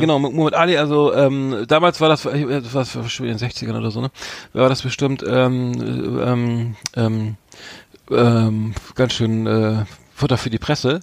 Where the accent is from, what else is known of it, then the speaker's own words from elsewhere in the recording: Bremen, Germany; als Bremer nicht der, der geborene Großstädter